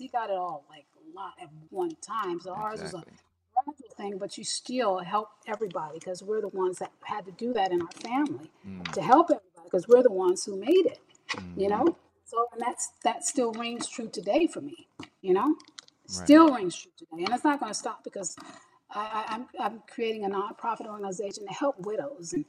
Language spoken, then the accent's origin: English; Pasadena, California, United States; also born or lived in Altadena, California; we grew up in Pasadena, California, and we call it Dina because we moved from Pasadena to Altadena